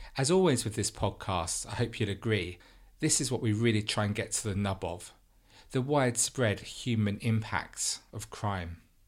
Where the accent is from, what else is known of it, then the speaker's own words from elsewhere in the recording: London, United Kingdom; growing up in London in a non-religious family